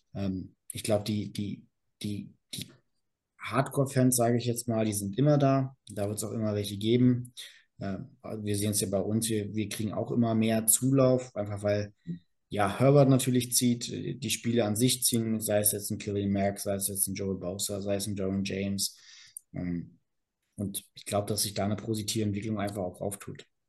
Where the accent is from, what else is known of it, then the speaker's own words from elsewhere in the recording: Berlin, Germany; moved away as an adult; now in Karlsruhe, Germany; komme gebürtig aus Berlin, äh, wohne jetzt in Karlsruhe